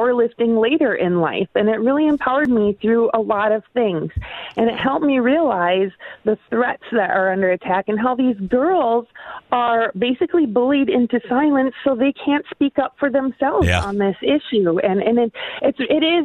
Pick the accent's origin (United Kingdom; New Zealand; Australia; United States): United States; Minnesota; my home state of Minnesota